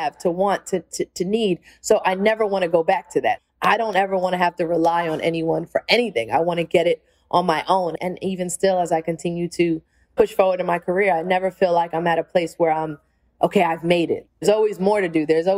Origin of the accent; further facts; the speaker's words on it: New York City, New York, United States; the skills I've learned from just being a New Yorker and learning how to function in New York has taken me all over the world.